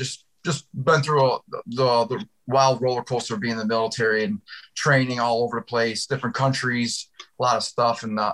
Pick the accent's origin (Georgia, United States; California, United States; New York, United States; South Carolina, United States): New York, United States; Syracuse; now in Florida, United States; I live in Florida now. I'm originally from Syracuse, New York, from upstate New York